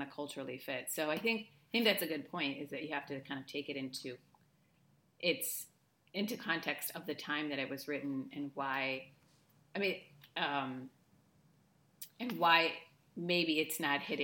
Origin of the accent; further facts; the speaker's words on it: United States; moved away as an adult; now in Spain; I live in Spain. I'm American, obviously. I live in Spain for the last 12 years almost